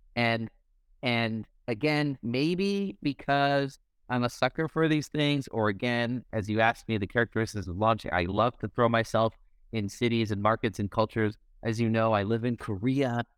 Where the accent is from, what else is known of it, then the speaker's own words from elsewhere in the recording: Canada; moved away as an adult; also born or lived in Silicon Valley, United States; I born and raised in Canada, have all the networks that I need in Canada, spent since 2007 in the Valley